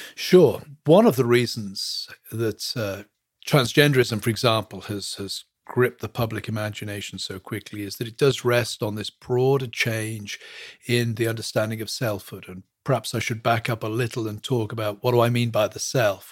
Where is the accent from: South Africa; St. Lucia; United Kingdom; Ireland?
United Kingdom; England; moved away as an adult; also born or lived in Western Pennsylvania; now in Pennsylvania, United States; I was born and brought up in England, moved here in two thousand one to teach at a seminary